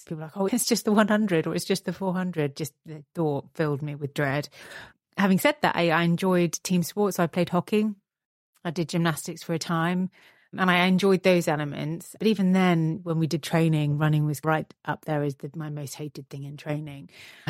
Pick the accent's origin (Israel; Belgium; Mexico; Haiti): Belgium; So my father's Italian, my mum's Scottish, but we grew up in Belgium.